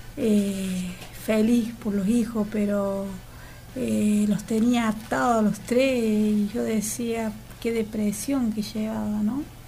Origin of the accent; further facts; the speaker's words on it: Laguna Larga, Córdoba, Argentina; somos dos más de Laguna Larga, de nuestras raíces